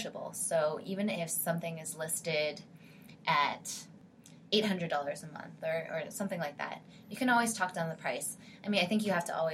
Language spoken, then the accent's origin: English; Canada; now in St. Louis, United States; I'm previously Canadian